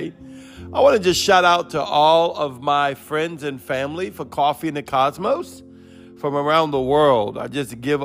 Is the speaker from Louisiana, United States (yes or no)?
yes; New Orleans, Louisiana, United States; accent: Cajun; that's my New Orleans upbringing